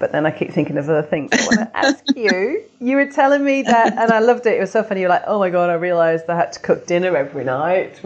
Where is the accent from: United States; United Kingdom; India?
United Kingdom; And I'm obviously, you can tell by my accent, from the UK.